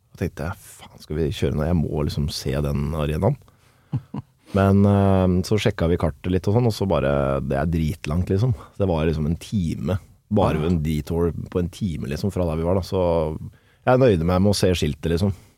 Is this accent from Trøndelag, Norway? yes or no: no; Kolbotn, Akershus, Norway; oppvokst eh, Jeg er fra Kolbotn